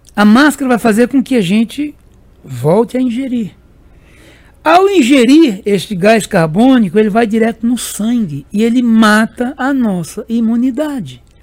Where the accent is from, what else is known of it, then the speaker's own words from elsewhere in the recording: Serra Talhada, Pernambuco, Brazil; Serra Talhada aí, a minha terra natal